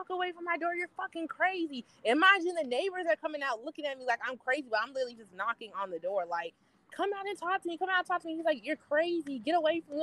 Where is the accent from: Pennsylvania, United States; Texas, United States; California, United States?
Texas, United States; Plano; also born or lived in Dallas, Texas; now in Georgia, United States; I grew up in Plano, Texas